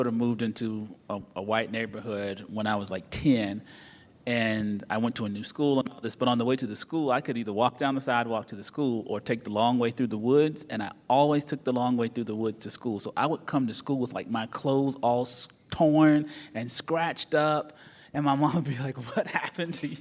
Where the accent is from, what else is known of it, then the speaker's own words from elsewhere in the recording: North Carolina, United States; I'm from North Carolina.